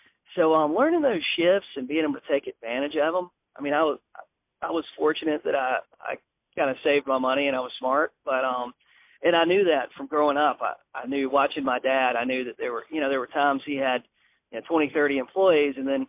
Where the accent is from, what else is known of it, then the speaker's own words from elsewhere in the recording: Manning, South Carolina, United States; moved away as an adult; also born or lived in Alcolu, South Carolina; now in Myrtle Beach, United States; I grew up in Manning, South Carolina, close to Columbia